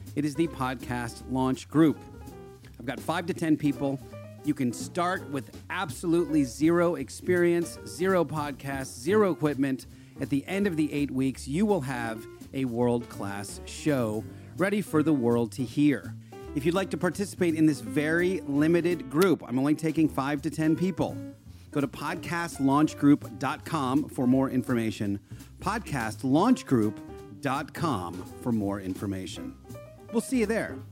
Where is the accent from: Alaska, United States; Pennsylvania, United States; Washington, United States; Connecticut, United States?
Pennsylvania, United States; Yardley; also born or lived in Philadelphia; I grew up in Bucks County in, uh, Yardley